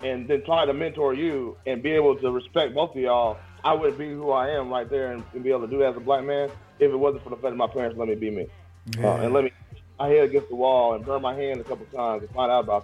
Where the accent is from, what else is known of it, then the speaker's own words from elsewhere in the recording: Indianapolis, Indiana, United States; also born or lived in Springfield, Illinois; I'm not a native Indianapolis person, but I'm from Nap